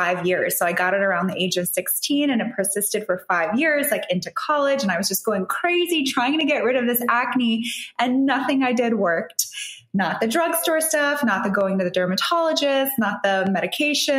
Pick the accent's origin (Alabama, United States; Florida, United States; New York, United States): New York, United States; moved away as an adult; now in Dubai, United Arab Emirates; I'm originally from New York. My heritage is Italian, but I grew up in New York